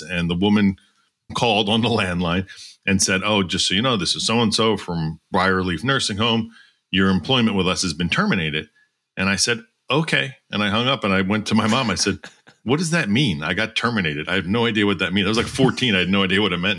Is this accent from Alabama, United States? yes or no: no; Doylestown, Pennsylvania, United States; I grew up in Doylestown, Pennsylvania, uh, which is about forty minutes north of Philadelphia